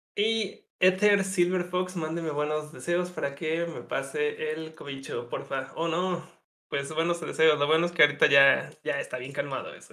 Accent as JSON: {"language": "Spanish", "town": "Guadalajara", "region": "Jalisco", "country": "Mexico", "said": "soy de Guadalajara."}